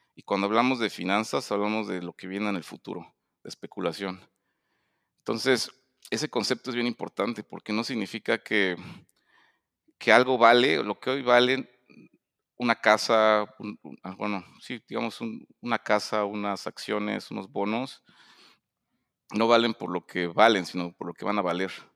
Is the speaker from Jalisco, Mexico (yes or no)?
no; Puebla, Mexico; also born or lived in Mexico City; yo nací en, la Ciudad de México, y, pero realmente crecí en Puebla